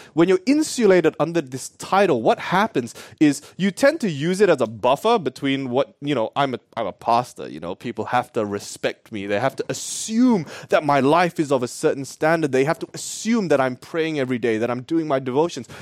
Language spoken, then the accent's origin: English; Perth, Western Australia, Australia; I'm actually Australian. I told you, yeah, I told you too. Born and raised, born and raised, guys, in Perth